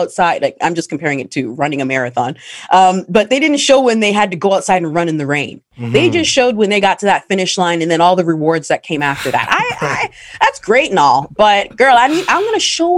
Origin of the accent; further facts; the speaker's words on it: Canada; as a Black woman, especially growing up in Canada